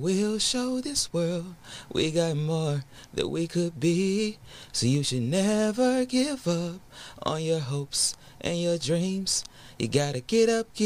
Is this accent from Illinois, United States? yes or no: no; Atlanta, Georgia, United States; Born and raised.